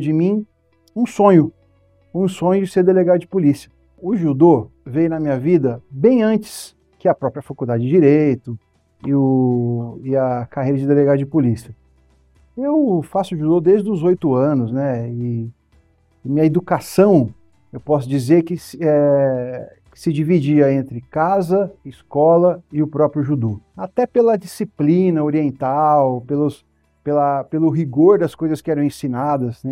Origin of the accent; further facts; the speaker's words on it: Votuporanga, São Paulo, Brazil; moved away as an adult; now in São Paulo, Brazil; minha cidade natal, Votuporanga